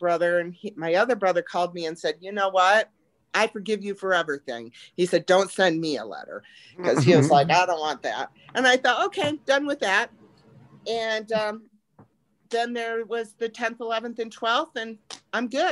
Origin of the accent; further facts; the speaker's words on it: the North, United States; moved away as an adult; also born or lived in Texas; I'm from the north